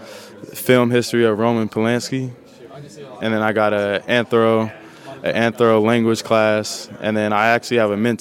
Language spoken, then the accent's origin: English; Southern California, United States; moved away; growing up in SoCal